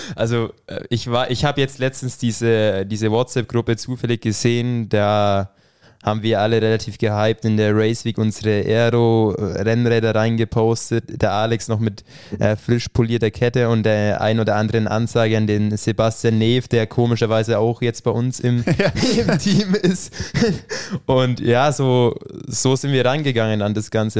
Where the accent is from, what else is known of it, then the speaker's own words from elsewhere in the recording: Ruppmannsburg, Bavaria, Germany; Bin aus dem schönen Ruckmannsburg. Wird jetzt wahrscheinlich nicht wirklich vielen von euch irgendwas sagen. Das ist in der Nähe von Talmessing, ein kleiner Ort